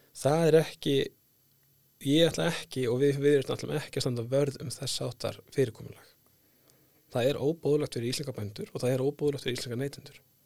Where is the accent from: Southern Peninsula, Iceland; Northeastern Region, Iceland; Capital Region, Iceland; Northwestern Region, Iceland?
Northwestern Region, Iceland; Skagafjörður; now in Selfoss, Iceland; ég fættur upp á landbáðastöðum í Skagafjörði